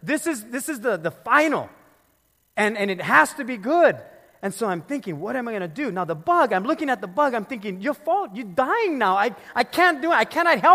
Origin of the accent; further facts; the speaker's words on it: Philippines; I'm the Filipino